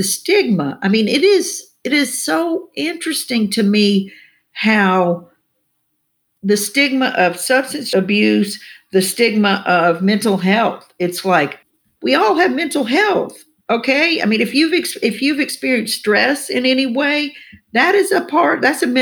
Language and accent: English; the South, United States; I grew up here in the South